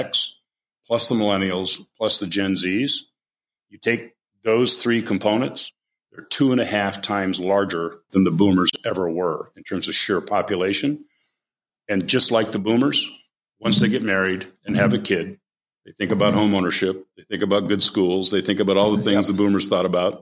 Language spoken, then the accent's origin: English; United States; moved away; I grew up on the Canadian border. I don't live there anymore.